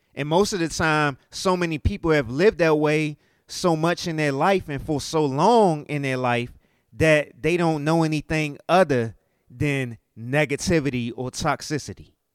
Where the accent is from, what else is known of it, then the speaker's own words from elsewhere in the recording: United States; me being an American and dealing with inflation